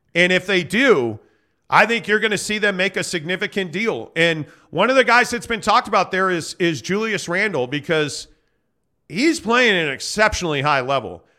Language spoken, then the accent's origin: English; Chicago, Illinois, United States; a Bulls fan for me growing up in Chicago.